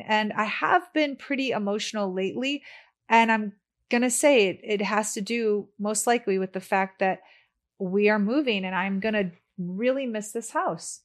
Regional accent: Chicago, Illinois, United States; moved away as an adult; also born or lived in San Diego; now in Los Angeles, United States; I'm from Chicago

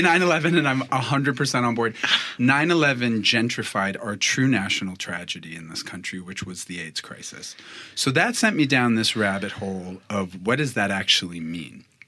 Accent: Boston, Massachusetts, United States; moved away as an adult; now in New York City, United States; I was born in Boston, Massachusetts, to my parents

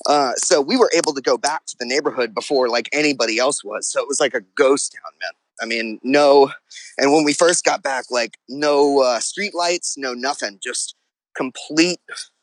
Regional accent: New Orleans, Louisiana, United States; Oh, no, born and raised. I haven't really lived anywhere else.

